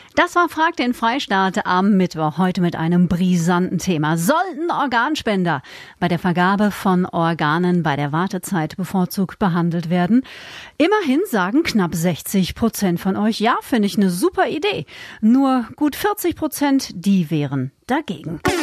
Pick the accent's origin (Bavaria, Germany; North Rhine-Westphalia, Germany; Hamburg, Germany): Bavaria, Germany; bei uns in Bayern